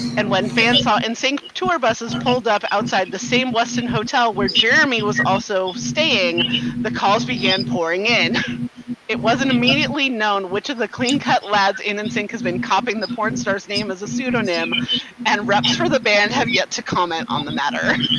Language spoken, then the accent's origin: English; San Jose, California, United States; my hometown, San Jose